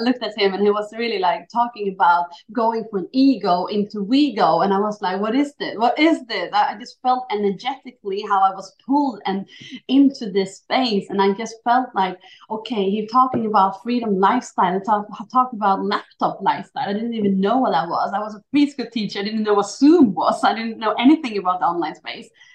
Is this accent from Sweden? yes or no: yes; Sweden; also born or lived in Chile; I was born in Chile, so I was adopted to Sweden when I was 11 weeks old. So I always been, you know, not Swedish but Swedish